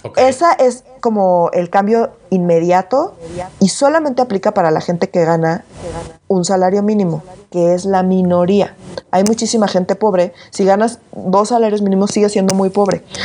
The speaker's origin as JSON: {"language": "Spanish", "region": "Mexico City", "country": "Mexico", "said": "yo siempre he sido muy, muy, muy chilanga. No me voy a disculpar por ser chilanga"}